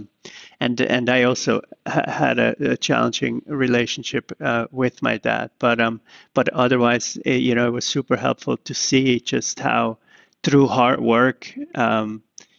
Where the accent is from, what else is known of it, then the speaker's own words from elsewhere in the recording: Zurich, Switzerland; now in New York, United States; I was growing up in Zurich